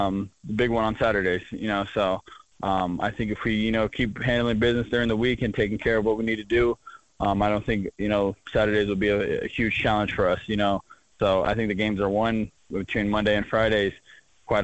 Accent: Fresno, California, United States; moved away as an adult; now in Bozeman, United States; my home state

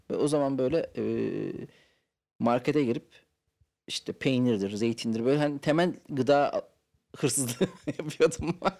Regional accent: Ankara, Turkey; Ben Ankaralıyım abi. Ankara'da büyüdüm.

